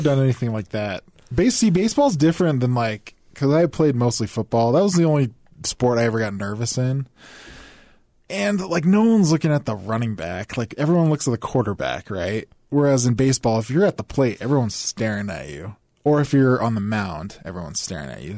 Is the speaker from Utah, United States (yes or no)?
yes; Bountiful, Utah, United States; also born or lived in Orem, Utah; I was born in Orem 'cause my dad went to B Y U